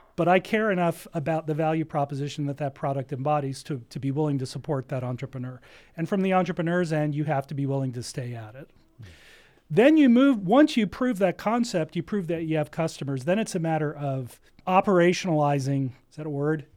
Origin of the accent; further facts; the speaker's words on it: New Jersey, United States; now in Ventura County, United States; I grew up in New Jersey